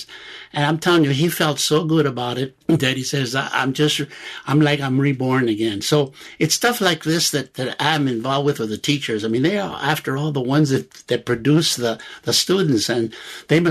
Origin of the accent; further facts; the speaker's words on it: Los Angeles, California, United States; also born or lived in Santa Barbara; I lived in the barrios of East L.A. All through high school.